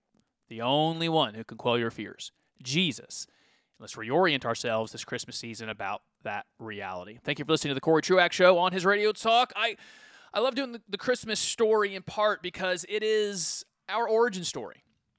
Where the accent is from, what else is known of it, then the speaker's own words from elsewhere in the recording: Farakasadugu, Côte d’Ivoire; Well, in the flesh, I came from Farakasadugu, Ivory Coast.